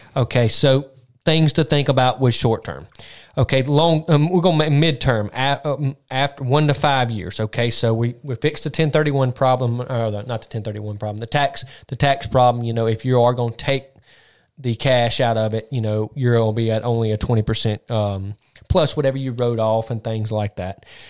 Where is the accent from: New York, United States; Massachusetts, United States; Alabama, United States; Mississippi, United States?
Mississippi, United States; we're from Mississippi